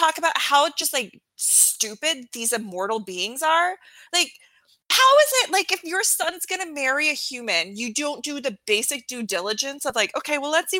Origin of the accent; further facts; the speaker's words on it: Alaska, United States; I grew up in Alaska with, like, a very large indigenous population.